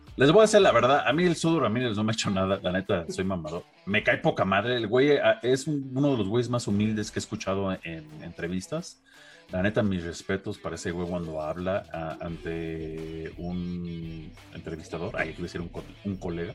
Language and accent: Spanish; Mexico; como mexicano